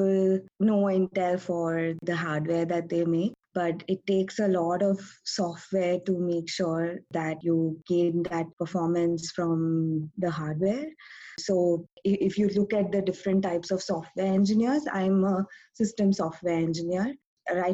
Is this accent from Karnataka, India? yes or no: yes; Bangalore, Karnataka, India; moved away as an adult; also born or lived in Ithaca, New York; now in San Jose, United States; I'm originally from Bangalore, India, but I'm working now in the Bay Area, in San Jose